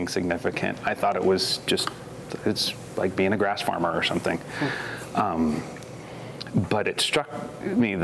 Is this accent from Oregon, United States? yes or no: yes; McMinnville, Oregon, United States; growing up in McMinnville